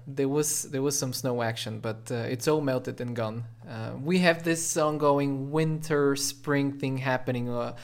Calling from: Sofia, Sofia City, Bulgaria; Oh, I'm joining you from Sofia, Bulgaria.

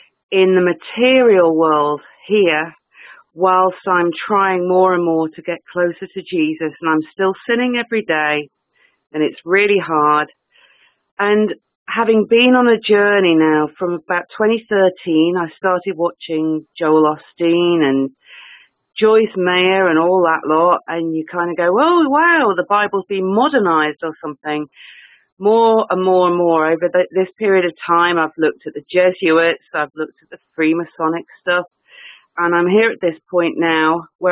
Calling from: England, United Kingdom; I'm in England.

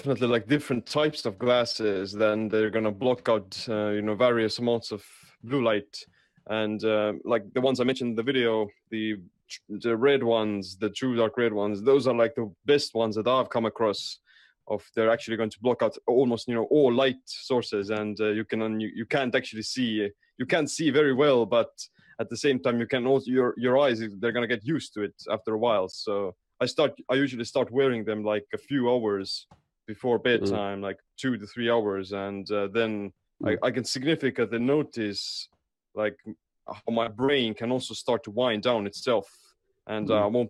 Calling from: Estonia; How's it going, Finland and United States? I'm coming here from Estonia.

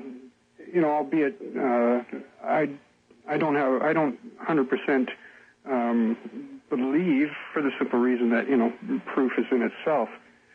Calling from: Canada; I'm calling from Canada.

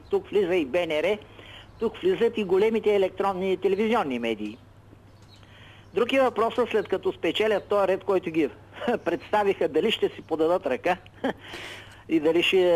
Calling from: Shumen, Shumen Province, Bulgaria; от Шумен съм.

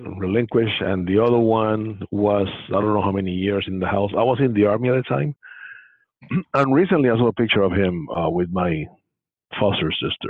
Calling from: San Jose, California, United States; From San Jose, California.

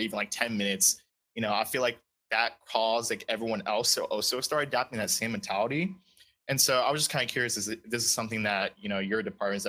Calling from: Jacksonville, Florida, United States; Jacksonville, Florida.

